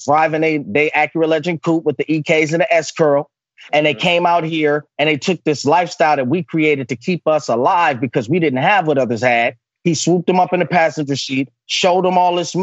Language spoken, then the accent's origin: English; Oakland, California, United States; I'm a product of that growing up in East Oakland, California